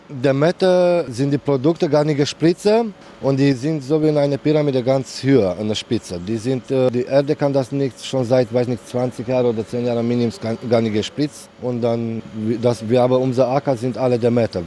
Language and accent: German; Romania; German is a second language; now in Hamburg, Germany; Ich komme aus Rumänien.